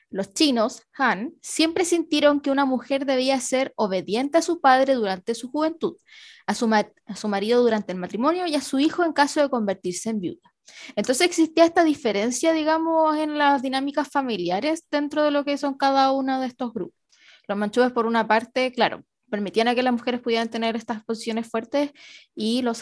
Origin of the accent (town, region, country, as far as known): Chile